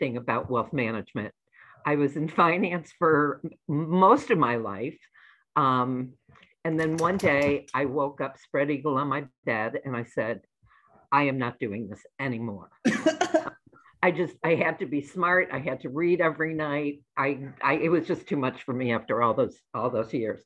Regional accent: New England, United States; moved away as an adult; now in Chicago, United States; I grew up in New England. My whole life was New England. And then I moved to Chicago when I got married

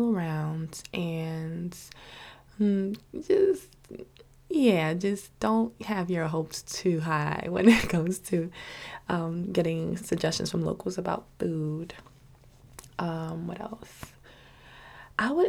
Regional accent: New York City, New York, United States; Living in New York City, growing up in New York City

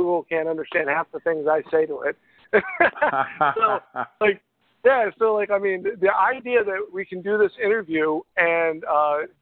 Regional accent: York, Pennsylvania, United States; I'm from York, Pennsylvania, all the way down here across the U.S.

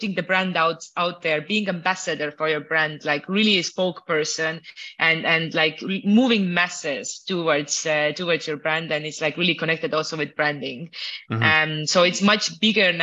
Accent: Estonia; now in Mexico; I'm originally from Estonia. Now I live mostly in Mexico

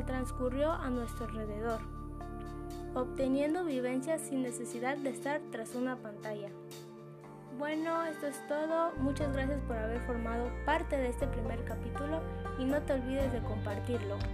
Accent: Mexico; como buen mexicano

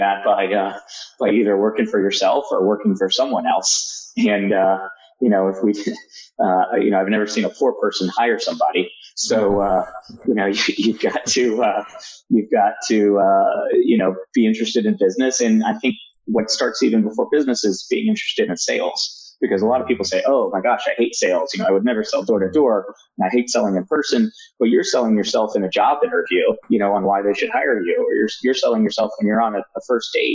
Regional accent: Roanoke, Virginia, United States; the state of Virginia, where I grew up in Roanoke

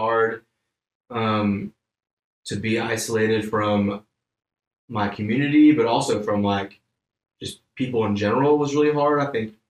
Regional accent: Homewood, Alabama, United States; moved away as an adult; now in Thomasville, United States; I grew up in Birmingham, Alabama, born and raised in a little town called Homewood

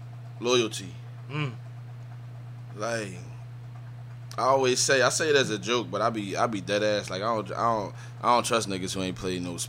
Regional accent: Philadelphia, Pennsylvania, United States; growing up in Philly, I grew up in my neighborhood, but. You know, my mom did music, so and I grew up in the church

